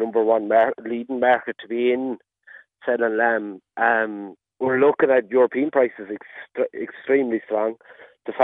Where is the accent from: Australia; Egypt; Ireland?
Ireland; Ahascragh, Connacht; I'm from Ahaskra